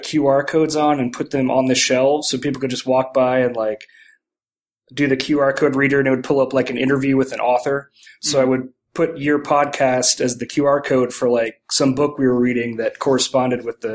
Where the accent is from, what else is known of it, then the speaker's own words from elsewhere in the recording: San Antonio, Texas, United States; I grew up here in San Antonio, Texas